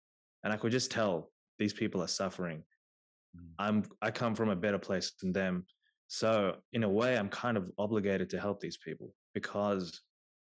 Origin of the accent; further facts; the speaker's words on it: Australia; also born or lived in India; growing up in Australia